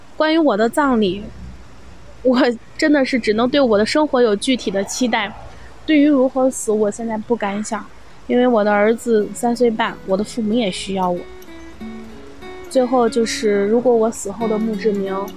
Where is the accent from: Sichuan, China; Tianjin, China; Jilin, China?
Jilin, China; Changchun; moved away as an adult; now in Xi'an, China; 我今年三十岁，我的老家是吉林省长春市。 我目前呢是在西安工作跟生活已经十年了，我的职业是一名房产销售